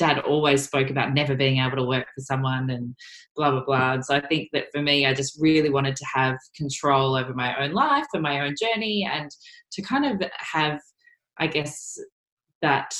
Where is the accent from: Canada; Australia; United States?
Australia; Gold Coast, Queensland; moved away as an adult; now in Melbourne, Australia; I grew up on the Gold Coast, and the Gold Coast is very small